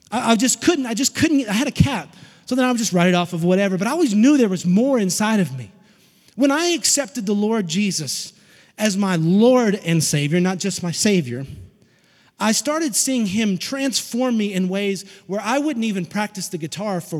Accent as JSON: {"language": "English", "region": "Tennessee", "country": "United States", "said": "I'm from Tennessee. We don't have a lot of those. We're in the hills. We have hillbillies."}